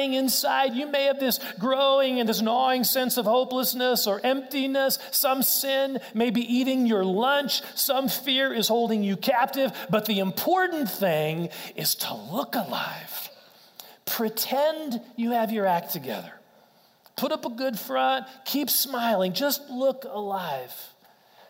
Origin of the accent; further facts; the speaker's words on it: Wichita, Kansas, United States; I grew up in Wichita, Kansas, went to K-State